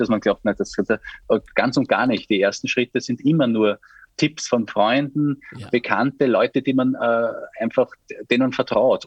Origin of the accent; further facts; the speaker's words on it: St. Pölten, Lower Austria, Austria; bei uns in St. Pölten